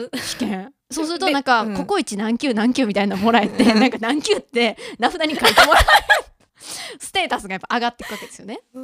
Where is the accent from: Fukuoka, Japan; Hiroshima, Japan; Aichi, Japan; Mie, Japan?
Mie, Japan; moved away as an adult; now in Tokyo, Japan; 私三重県出身なんですけど